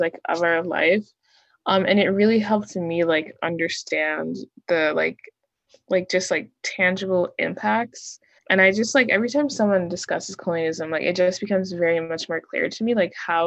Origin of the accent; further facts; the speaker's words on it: St. Croix, U.S. Virgin Islands; now in Charlotte, United States; I'm in Charlotte right now, like in my room, but I am from St. Croix, the U.S. Virgin Islands